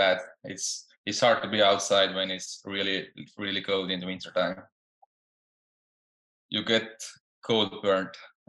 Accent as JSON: {"language": "English", "country": "Estonia", "tie": "born or raised there", "moved": "yes", "lives_now": "United States", "said": "In Europe, in a small country named Estonia. We only have population is 1.3 million. So it's really small compared to the States or even big European countries. It's a really small country, and I grew up there."}